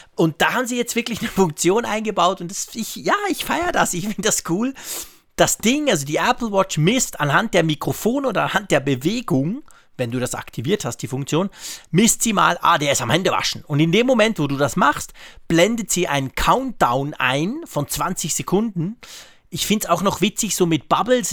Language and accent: German; Switzerland; als Schweizer